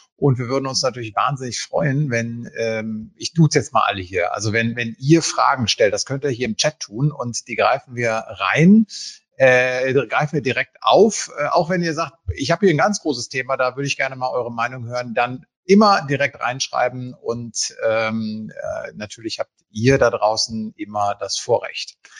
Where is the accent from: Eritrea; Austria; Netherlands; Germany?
Germany; Münsterland, North Rhine-Westphalia; als gebürtiger Münsterländer